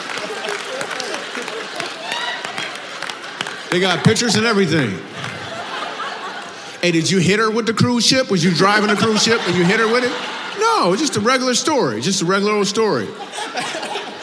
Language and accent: English; Michigan, United States; I grew up in Michigan